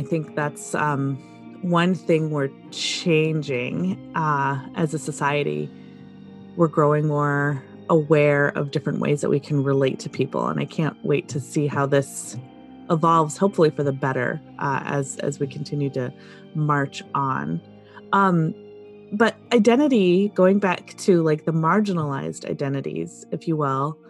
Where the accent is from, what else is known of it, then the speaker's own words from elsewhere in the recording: rural Michigan, United States; a girl who grew up in Michigan, largely rural Michigan